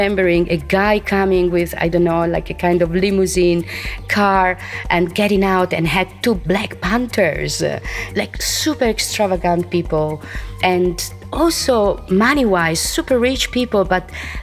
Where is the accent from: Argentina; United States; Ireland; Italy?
Italy; moved away as an adult; now in Ibiza, Spain; Well, I've been living here since 33 years, as I told you, and I was born in Italy. But the first time I came here, I was 21